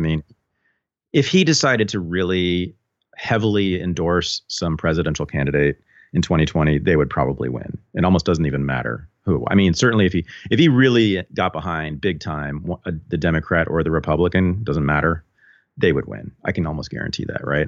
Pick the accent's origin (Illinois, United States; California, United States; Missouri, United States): California, United States; Berkeley; growing up in Berkeley, you're sort of around thinkers all the time